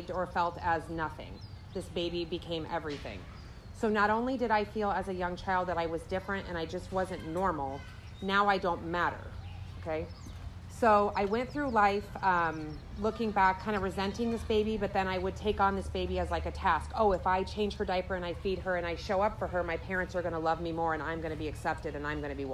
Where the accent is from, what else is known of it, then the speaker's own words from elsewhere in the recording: Des Moines, Iowa, United States; moved away as an adult; also born or lived in Florida; I was raised in Iowa with a mom, dad, and I was an only child for 6 years